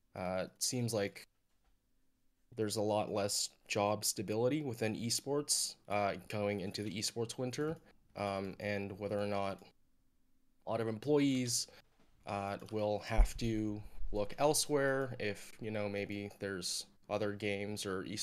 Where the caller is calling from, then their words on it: California, United States; I'm calling from Orange County, California.